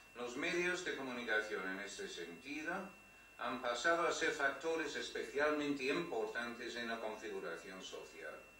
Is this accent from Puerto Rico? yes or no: no; United Kingdom; Spanish is a second language; now in Spain; tengo este eh, acento raro porque pues, soy británico, pues de hecho desde hace un mes no soy británico, pero vamos, hasta hace un mes era británico, ahora ya soy español